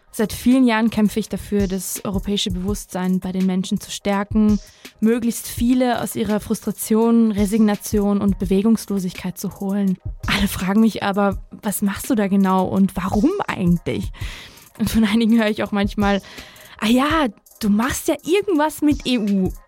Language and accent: German; Osnabrück, Lower Saxony, Germany; also born or lived in Tbilisi, Georgia / Budapest, Hungary / Samtredia, Georgia; Ich bin 1992 in Tiflis geboren, in Budapest, in Samtredia und Osnabrück aufgewachsen groß geworden in verschiedenen Sprachen, Schriften, Kulturen